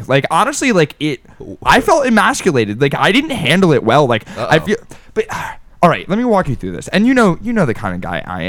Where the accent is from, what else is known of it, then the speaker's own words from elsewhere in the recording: Philadelphia, Pennsylvania, United States; I'm from Philly.